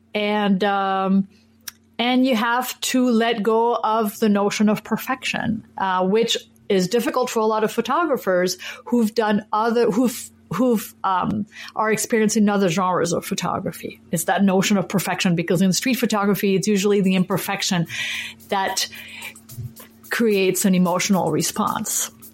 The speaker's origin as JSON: {"language": "English", "country": "France", "tie": "born or raised there", "moved": "yes", "lives_now": "Minneapolis, United States", "said": "I was born and raised in France and I'm a French citizen"}